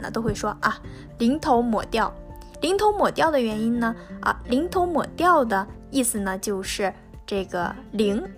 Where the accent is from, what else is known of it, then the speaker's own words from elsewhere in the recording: northern China, China; 在我的家乡呢，中国的北方